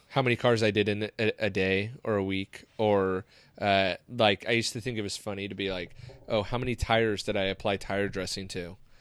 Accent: Seal Beach, California, United States; growing up in Seal Beach

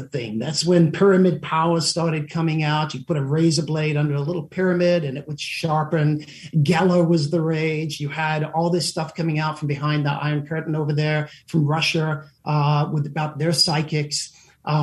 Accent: South Africa; moved away; also born or lived in England; We immigrated to South Africa.

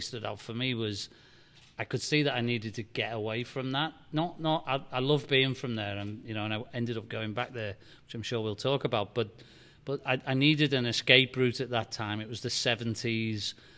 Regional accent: Liverpool, North West England, United Kingdom; now in Nashville, United States; I grew up in Liverpool, England, and, and tough city

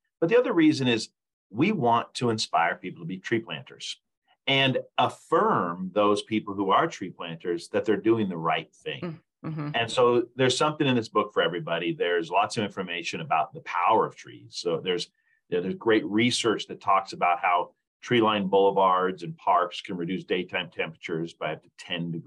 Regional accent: Lincoln, Nebraska, United States; moved away as an adult; I grew up in Lincoln, Nebraska, moved away for several years and moved back here to work for the Arbor Day Foundation

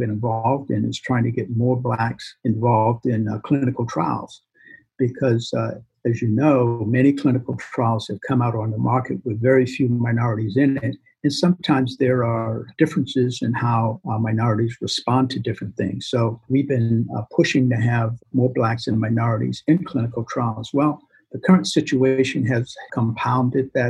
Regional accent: Boston, Massachusetts, United States; I grew up in Boston

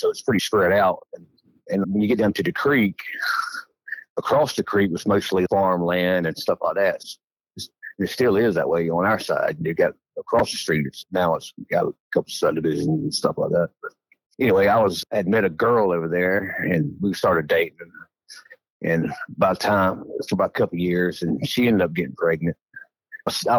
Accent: Edgefield County, South Carolina, United States; I grew up in Edgefield County, South Carolina, and I lived there my whole life

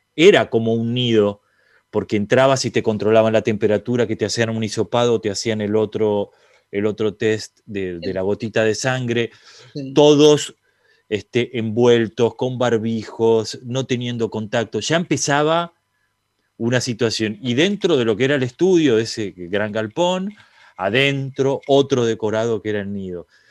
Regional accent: Argentina; siendo argentino

